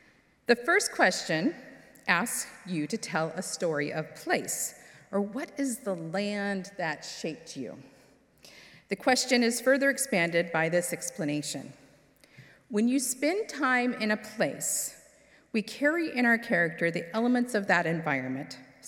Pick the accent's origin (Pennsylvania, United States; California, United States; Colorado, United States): California, United States; born there; I was born in California, which meant I was exposed to the Pacific Ocean and mountains on a regular basis.